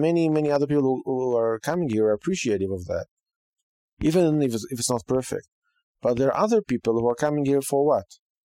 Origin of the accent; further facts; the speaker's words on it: Israel; now in United States; I came from Israel. I can say that I appreciate the opportunity. I appreciate the freedom, even though it's not perfect.